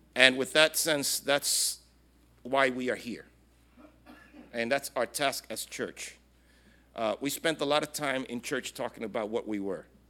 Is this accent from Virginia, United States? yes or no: no; New York City, New York, United States; moved away as an adult; now in Puerto Rico; I was born and raised in Brooklyn